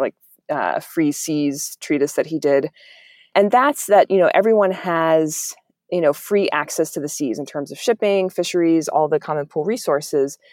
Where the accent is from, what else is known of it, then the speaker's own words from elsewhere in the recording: Miami, Florida, United States; I grew up in Miami, which is right on the ocean